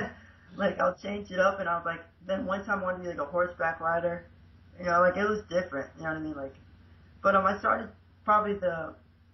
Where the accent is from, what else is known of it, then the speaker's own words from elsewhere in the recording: central Florida, United States; USA, Florida, central area, probably like 45 minutes away from Disney World